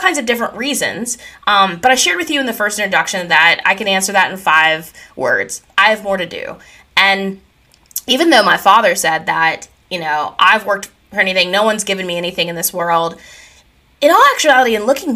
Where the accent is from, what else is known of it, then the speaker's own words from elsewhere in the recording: Pennsylvania, United States; I grew up in Katanning, Pennsylvania, and it is a small town.